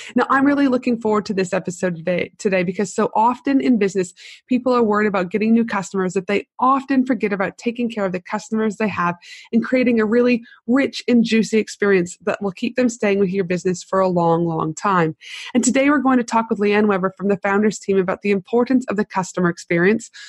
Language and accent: English; Canada; also born or lived in United States / Tasmania; now in Brisbane, Australia; I'm from Canada